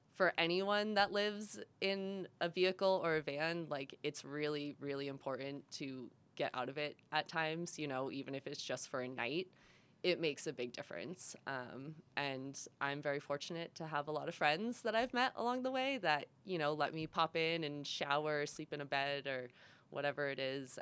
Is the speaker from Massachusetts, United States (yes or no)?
yes; Massachusetts, United States; moved away as an adult; also born or lived in Rhode Island; I'm from Massachusetts. Um, born and raised there my whole life.